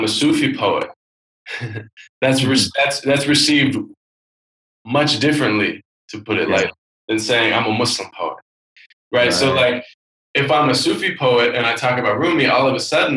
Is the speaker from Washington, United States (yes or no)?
yes; Seattle, Washington, United States; I grew up in Seattle, very kind of liberal West Coast city